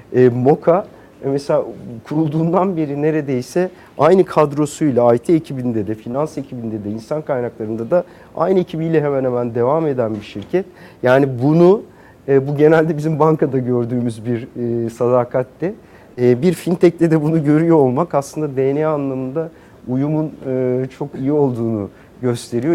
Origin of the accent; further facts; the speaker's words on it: Ankara, Turkey; moved away as an adult; now in Istanbul, Turkey; biraz Ankaralıyım. Ee, Ankara'da bütün küçüklüğüm, gençliğim, eğitim hayatım Ankara'da geçti.